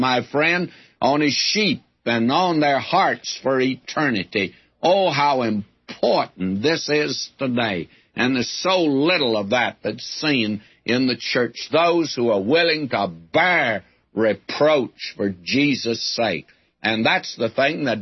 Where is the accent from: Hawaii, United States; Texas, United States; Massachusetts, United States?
Texas, United States; West; I was raised in West Texas in the day before they had too many fences